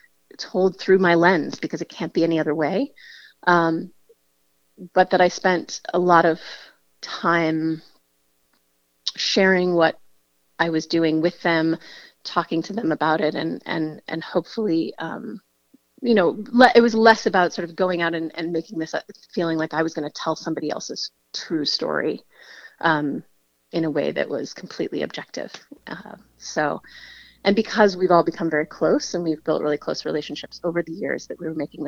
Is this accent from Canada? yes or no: no; the Bay Area, California, United States; I come from the Bay Area and a really rich diversity of gender there